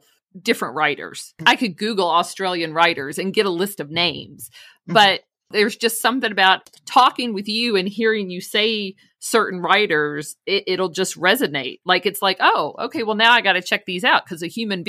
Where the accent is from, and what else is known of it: United States